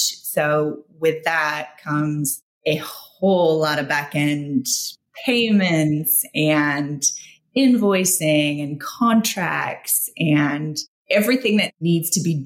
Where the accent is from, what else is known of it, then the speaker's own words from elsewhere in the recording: Australia; now in United States; as an expat, I'm Australian, so living in the States